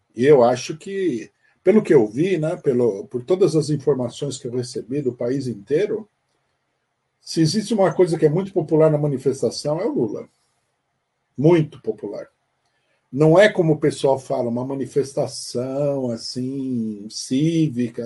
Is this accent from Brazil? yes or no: yes; Brazil; nós, brasileiros